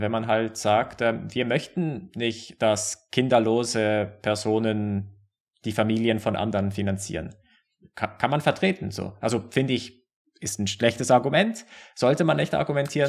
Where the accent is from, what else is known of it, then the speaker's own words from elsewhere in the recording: Basel, Basel-Stadt, Switzerland; Basel, auch wo ich herkomme.